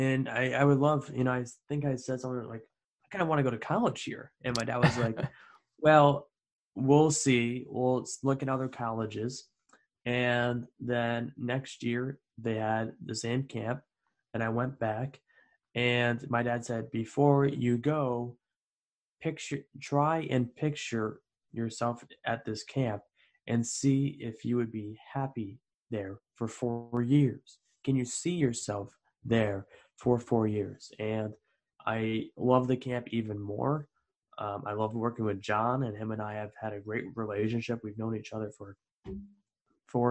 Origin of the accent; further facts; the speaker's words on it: Albany, New York, United States; moved away as an adult; also born or lived in Dean College, Massachusetts; upstate New York, Albany, New York